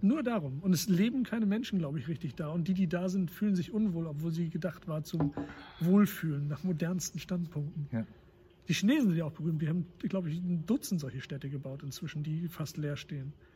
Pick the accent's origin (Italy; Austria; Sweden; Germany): Germany; Wilhelmshaven, Lower Saxony; Ich bin in Wilhelmshaven geboren